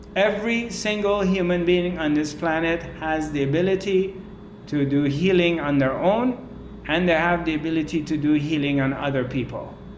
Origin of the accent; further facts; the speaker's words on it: Iran; I come from Persian culture, Iranian culture.